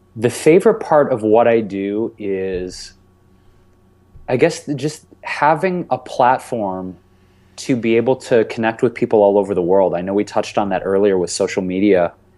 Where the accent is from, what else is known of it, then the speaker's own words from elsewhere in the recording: Detroit, Michigan, United States; growing up in Detroit